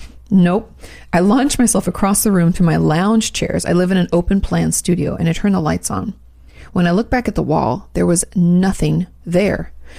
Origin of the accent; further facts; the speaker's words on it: Australia; Being Australian, you can be sure that I've encountered some creepy bugs and animals over the years.